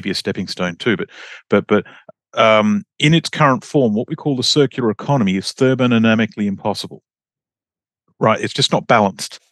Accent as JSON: {"language": "English", "country": "Australia", "moved": "as an adult", "said": "I'm Australian"}